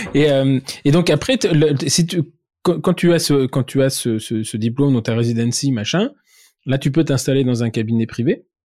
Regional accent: France; je suis français

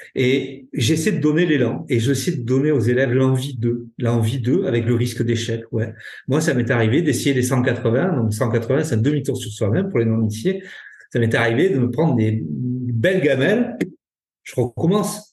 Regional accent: Ariège, Occitania, France; chez nous en Ariège

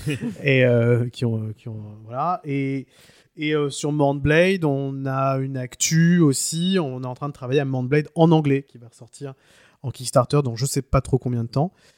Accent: France; chez nous en France

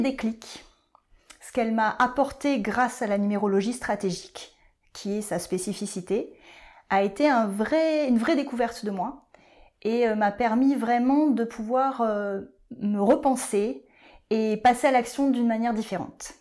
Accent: Bordeaux, Nouvelle-Aquitaine, France; moved away as an adult; also born or lived in Paris; je suis revenue sur Bordeaux, ma ville natale

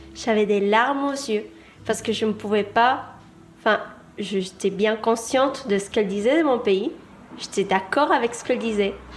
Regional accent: Argentina; moved away; Je viens d'Argentine.

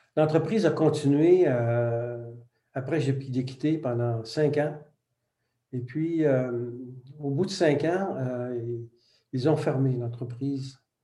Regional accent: Quebec, Canada; first language French; le français, c'était notre langue maternelle, donc, puis on était côtoyé par l'anglais. Il faut dire que l'Amérique du Nord, le Québec est entouré de presque 400 millions d'anglophones

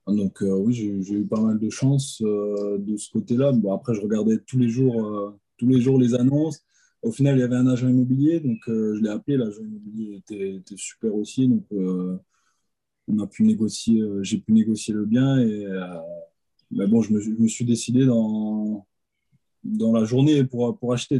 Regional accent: Alsace, Grand Est, France; je viens d'Alsace

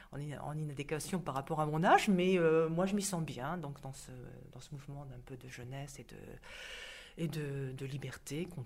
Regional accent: Livry-Gargan, Île-de-France, France

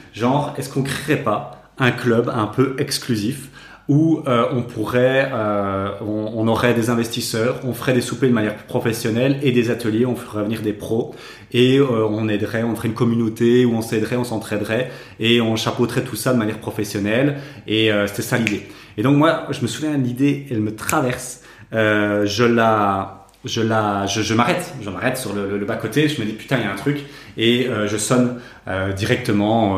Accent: Namur, Wallonia, Belgium; nous on vient de Namur

